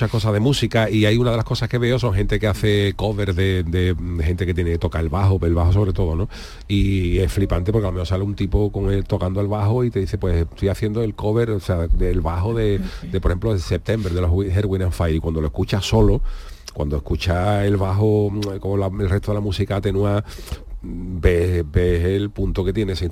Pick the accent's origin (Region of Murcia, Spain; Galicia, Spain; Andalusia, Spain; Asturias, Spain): Andalusia, Spain; Seville; soy de Sevilla.